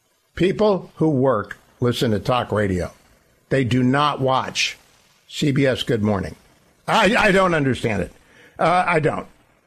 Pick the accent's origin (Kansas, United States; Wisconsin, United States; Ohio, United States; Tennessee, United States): Ohio, United States; Warren; he lives in my hometown of Warren, Ohio. He represents my family in Warren, Ohio.